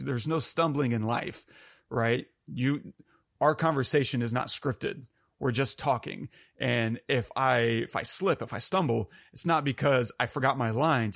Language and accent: English; United States; I'm very American and white